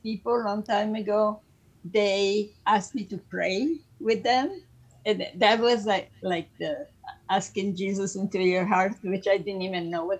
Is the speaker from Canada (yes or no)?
no; Italy; moved away; I was born in Italy, as you said, in a Roman Catholic family